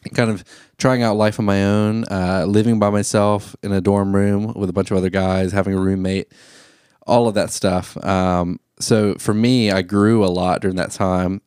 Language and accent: English; Thomasville, Georgia, United States; I was in Thomasville, Georgia at the time. That's my hometown where I'm from. All my family's from there. I'm born and raised there